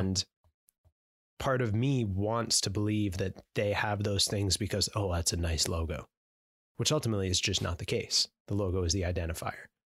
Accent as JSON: {"language": "English", "country": "Canada"}